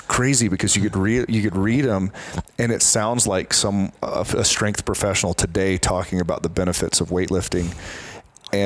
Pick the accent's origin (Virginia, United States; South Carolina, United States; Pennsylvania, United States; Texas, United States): South Carolina, United States; Columbia; I'm from Columbia, South Carolina